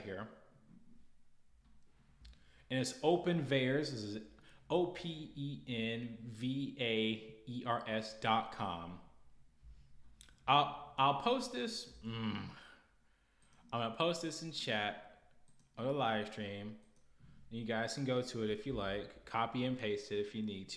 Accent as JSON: {"language": "English", "country": "United States", "said": "We're American"}